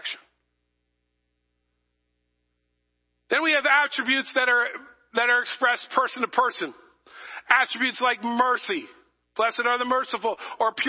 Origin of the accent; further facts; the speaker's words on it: New England, United States; also born or lived in New Jersey; I'm from New England. We're not nice people